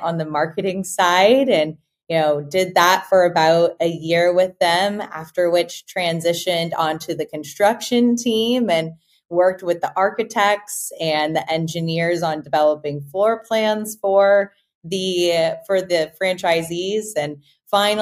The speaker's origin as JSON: {"language": "English", "town": "Austin", "region": "Texas", "country": "United States", "tie": "born or raised there", "said": "I'm an Austinite, born and raised in Austin, Texas"}